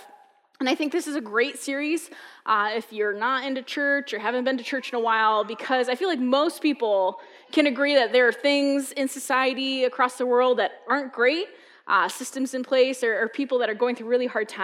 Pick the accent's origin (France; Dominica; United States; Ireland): United States; New Hampshire; moved away as an adult; I'm a New Englander. I was born in New Hampshire